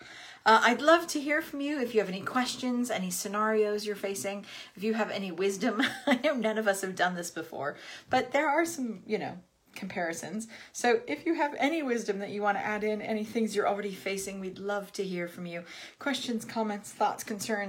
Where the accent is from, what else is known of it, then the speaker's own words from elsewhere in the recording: United States; moved away as an adult; I am American. I lived in this country for 18 years now